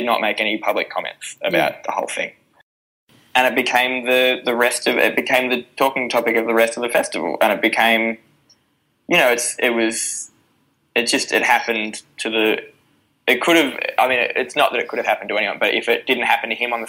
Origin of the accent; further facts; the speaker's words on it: Newcastle, New South Wales, Australia; I grew up in Newcastle, and so the gigs that I started doing were in, you know, pubs with NRL players sitting in them